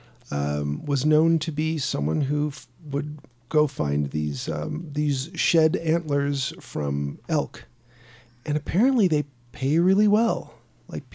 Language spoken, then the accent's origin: English; Sandpoint, Idaho, United States; also born or lived in Chicago, Illinois; When I was young and we moved from Chicago to Sandpoint, Idaho